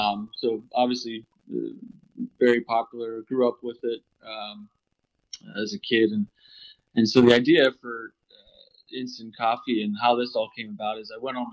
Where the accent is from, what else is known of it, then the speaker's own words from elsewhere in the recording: Pennsylvania, United States; born and raised in Pennsylvania, which is you know, so grew up a hunter